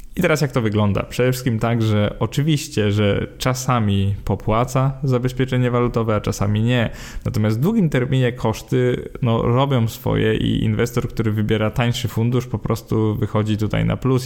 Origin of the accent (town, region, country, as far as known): Poland